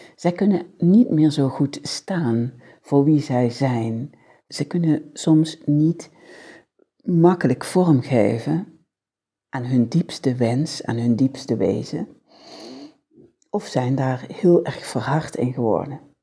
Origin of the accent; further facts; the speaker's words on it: a village in Limburg, Netherlands; accent: soft G (Limburg); 55 jaar geleden werd ik als babytje geboren. In een huis, 201 kap, in een, en misschien hoor je het nog wel een beetje aan mijn zachte G, een Limburgs dorp